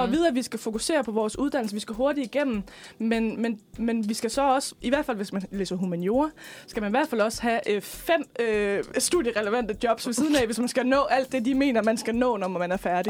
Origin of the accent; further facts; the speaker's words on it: West Jutland, Central Denmark Region, Denmark; moved away as an adult; now in Frederiksberg, Denmark; og så kommer jeg fra Slemvi i Vestjylland.